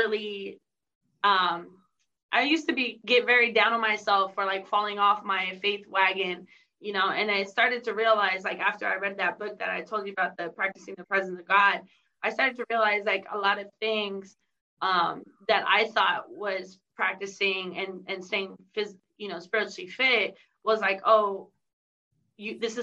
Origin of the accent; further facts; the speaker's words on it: San Diego, California, United States; I'm from San Diego. And so we have the Rock Church